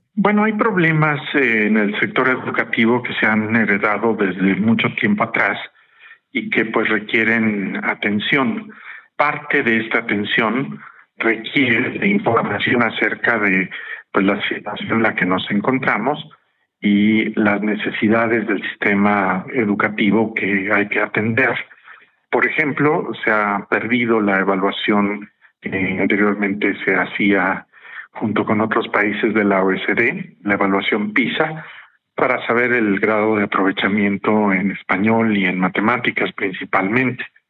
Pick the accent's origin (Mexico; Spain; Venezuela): Mexico